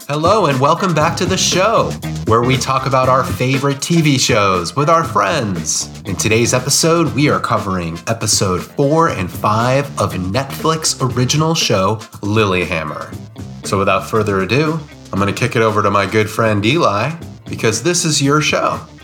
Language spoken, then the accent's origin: English; United States; as an American